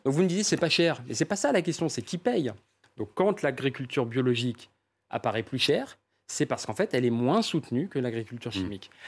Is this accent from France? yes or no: yes; Paris, Île-de-France, France; je suis parisien